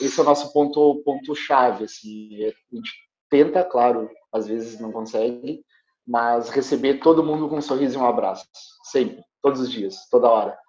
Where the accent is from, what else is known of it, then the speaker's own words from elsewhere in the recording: Alegrete, Rio Grande do Sul, Brazil; Eu estudei sempre em escola pública, eu sou do interior do Rio Grande do Sul, né? eu sou de Alegrete